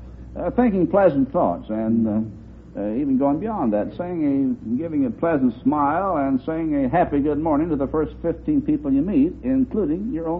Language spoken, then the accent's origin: English; Webb City, Missouri, United States; now in Kansas City, United States; Kansas City, Missouri. Born down in Webb City, down in the southwest corner of the state.